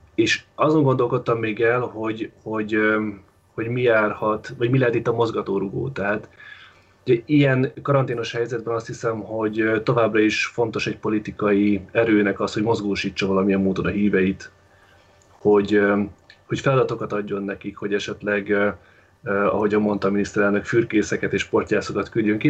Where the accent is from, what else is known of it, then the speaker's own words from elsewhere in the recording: Baja, Bács-Kiskun, Hungary; moved away; Én Baján vagyok, Bácskiskun megyében, itt születtem és itt vagyok kettő hónapja